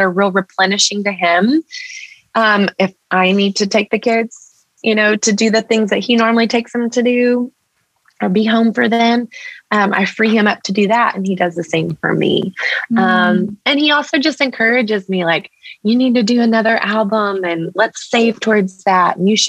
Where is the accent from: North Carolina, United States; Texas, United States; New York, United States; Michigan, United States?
Texas, United States; Mexican. I'm a Texan